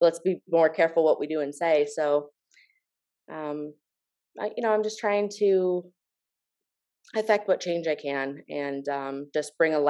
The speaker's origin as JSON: {"language": "English", "area": "Volusia County", "region": "Florida", "country": "United States", "tie": "born or raised there", "said": "I was raised in Volusia County."}